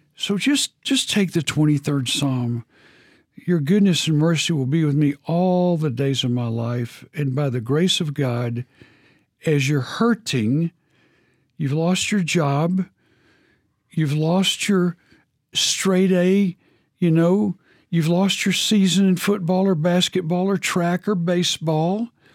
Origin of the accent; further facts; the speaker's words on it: Texas, United States; I'm from Texas